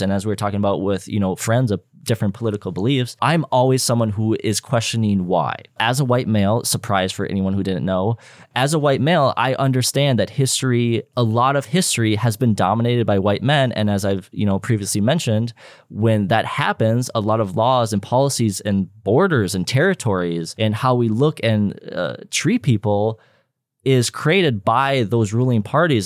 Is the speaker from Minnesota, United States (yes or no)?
yes; Minnesota, United States; we were born in Minnesota